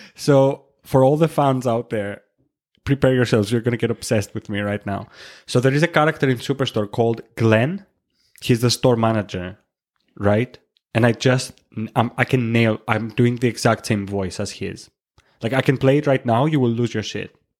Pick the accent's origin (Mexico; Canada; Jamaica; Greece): Greece; Chania, Crete; moved away as an adult; now in Edinburgh, United Kingdom; I'm from Greece. I'm from the island of Crete, specifically from Hania. I moved in the United Kingdom in twenty nineteen.